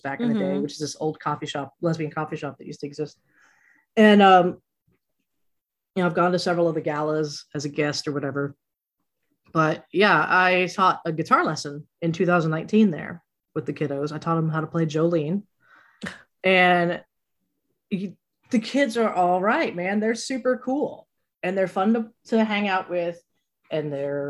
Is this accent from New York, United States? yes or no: no; Abilene, Texas, United States; I grew up in Abilene, Texas, which is very small and conservative